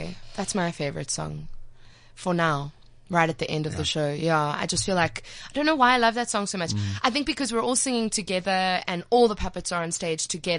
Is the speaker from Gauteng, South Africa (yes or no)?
yes; Johannesburg, Gauteng, South Africa; I'm from Johannesburg. I was mm-hmm. born in Johannesburg and I've lived here my whole life.